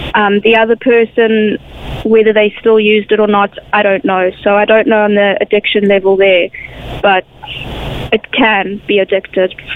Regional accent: South Africa; now in Ireland; I come from South Africa

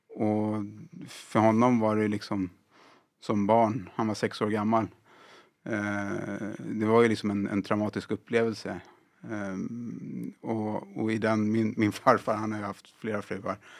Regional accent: Sweden; jag är född och uppvuxen här i, i Sverige.

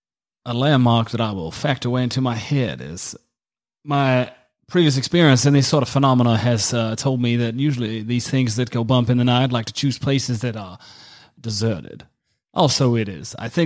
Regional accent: the South, United States; born there; I was born in the South, that is correct.

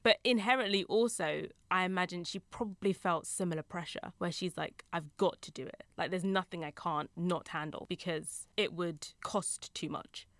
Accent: United Kingdom; also born or lived in Essex; I'm British

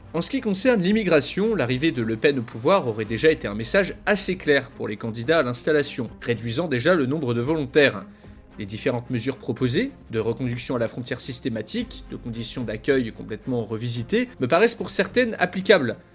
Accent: France; en tant que Français

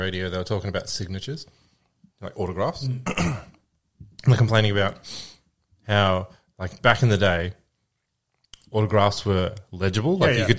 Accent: Canberra, Australian Capital Territory, Australia; I was born in Canberra

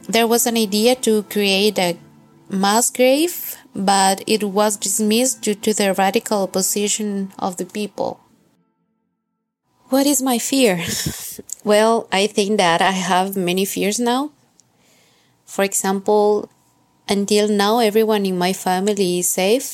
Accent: Quito, Pichincha, Ecuador; moved away as an adult; now in Guayaquil, Ecuador; I was born and raised in Quito, but I've been living in Guayaquil for about 3 years

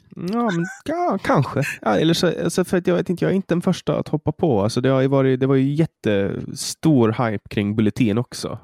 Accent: Åland Islands; also born or lived in Stockholm; jag kommer från Åland

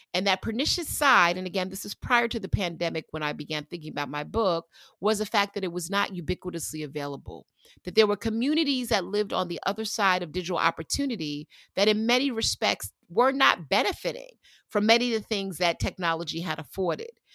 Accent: New York, United States; I grew up in New York

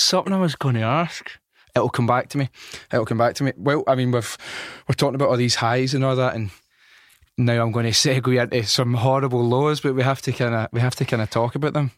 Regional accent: Glasgow, Scotland, United Kingdom; I come from North Glasgow

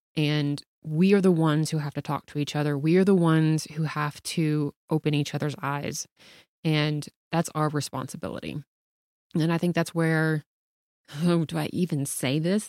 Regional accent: the South, United States; I grew up in the South.

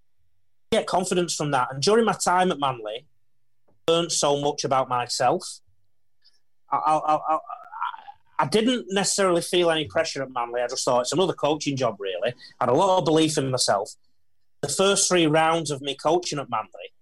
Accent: England, United Kingdom; moved away as an adult; now in Australia; this Pommy who's just come off the boat 6 months earlier

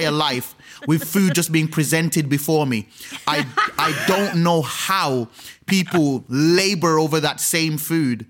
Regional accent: Birmingham, West Midlands, United Kingdom; moved away as an adult; also born or lived in London; now in Birmingham, United Kingdom; as a young man growing up in Birmingham waiting for a bus for 45 minutes

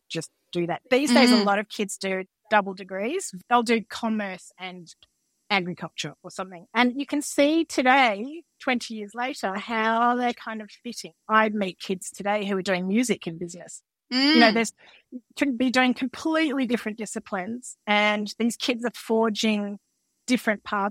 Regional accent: Canberra, Australian Capital Territory, Australia; growing up in Canberra

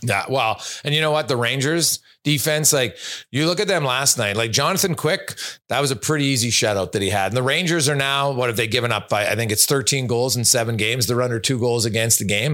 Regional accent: Canada; I'm Canadian

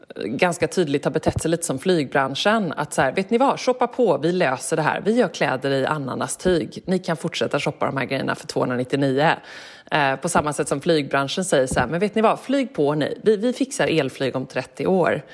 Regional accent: Gothenburg, Västra Götaland, Sweden; när jag växte upp hemma i Göteborg

